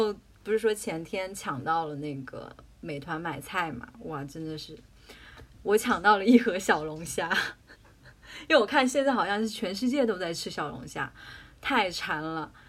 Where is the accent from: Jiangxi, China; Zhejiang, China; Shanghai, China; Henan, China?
Jiangxi, China; 因为我是江西人嘛，